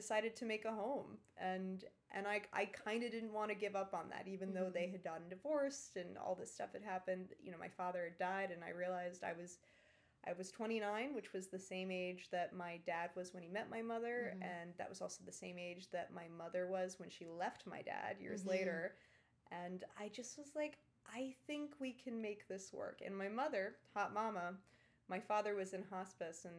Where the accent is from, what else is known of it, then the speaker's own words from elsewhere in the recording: New York City, New York, United States; also born or lived in Ireland; I was raised on the Upper East Side